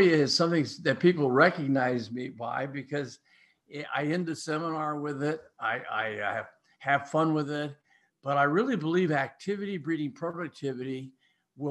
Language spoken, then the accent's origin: English; Ames, Iowa, United States; I'm from Ames